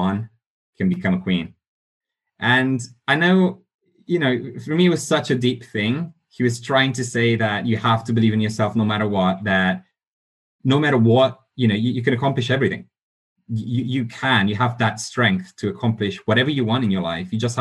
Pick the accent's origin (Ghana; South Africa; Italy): Italy; also born or lived in Romania; now in London, United Kingdom; I was born in Romania, grew up in Italy, been living in London for the last few years.